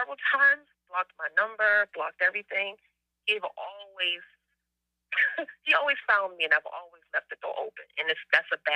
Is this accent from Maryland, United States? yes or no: yes; Maryland, United States; I'm from Maryland